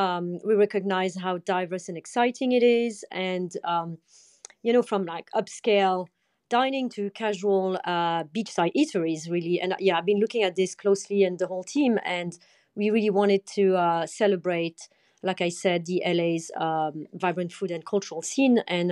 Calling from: London, United Kingdom; From gray and rainy London.

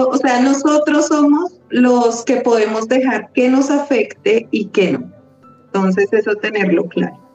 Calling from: Colombia

